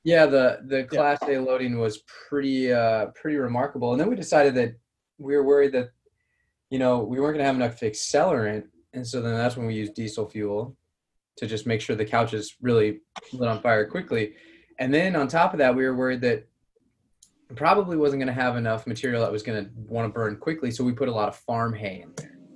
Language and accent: English; Colorado, United States; moved away; originally, I'm from from Colorado